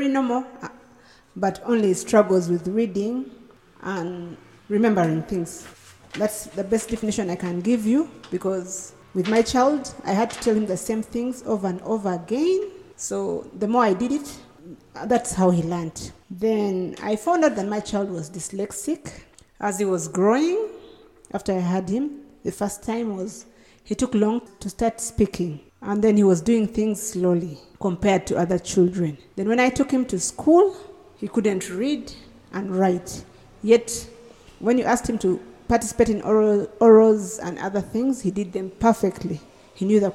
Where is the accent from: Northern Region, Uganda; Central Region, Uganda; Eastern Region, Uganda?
Northern Region, Uganda; Gulu; I come from Gulu. I live in Gulu.